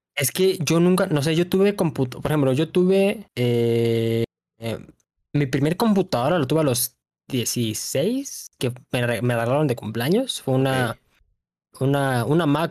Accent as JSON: {"language": "Spanish", "region": "Mexico City", "country": "Mexico", "tie": "born or raised there", "said": "soy de Ciudad de México. Toda mi vida he vivido aquí."}